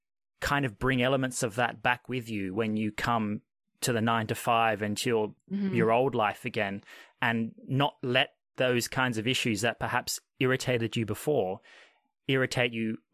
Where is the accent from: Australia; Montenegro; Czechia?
Australia; unlike what I was raised in Australia.